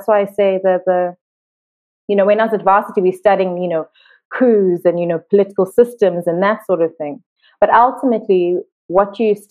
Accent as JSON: {"language": "English", "country": "South Africa", "also_born_or_lived": "Johannesburg, South Africa / Cape Town, South Africa", "said": "I'm from South Africa. I've lived here most of my life."}